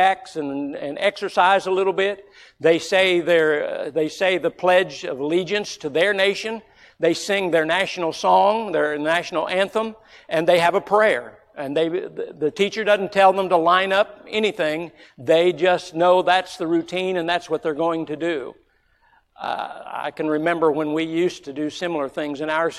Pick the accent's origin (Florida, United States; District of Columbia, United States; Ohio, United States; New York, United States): Florida, United States; growing up in Florida